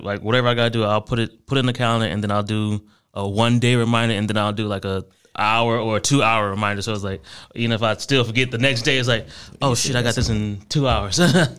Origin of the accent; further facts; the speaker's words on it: Ohio, United States; I majority grew up with my mom in Ohio.